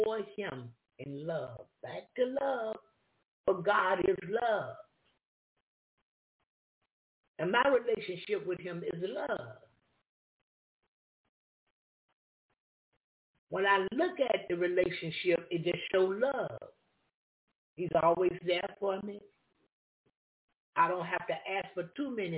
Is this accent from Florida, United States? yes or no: yes; Florida, United States; I'm from Florida